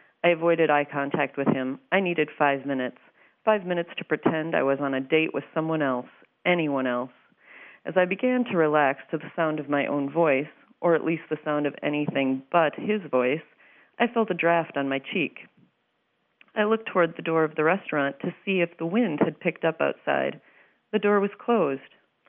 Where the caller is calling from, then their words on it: Minneapolis, Minnesota, United States; from Minneapolis, Minnesota.